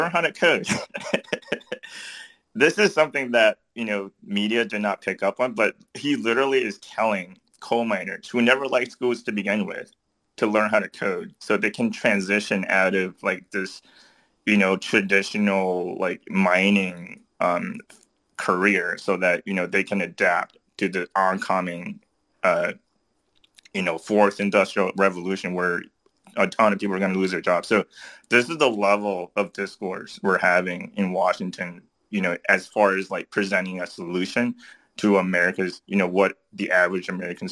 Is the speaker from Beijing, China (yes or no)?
no; Changsha, Hunan, China; moved away; Changsha. That's my hometown. That's where I grew up.